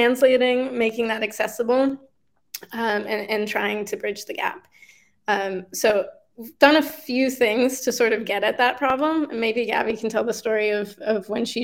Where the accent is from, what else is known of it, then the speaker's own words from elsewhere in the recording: Colorado, United States; moved away as an adult; also born or lived in Maine; now in New York, United States; I did grow up in Colorado, and I went to college in Maine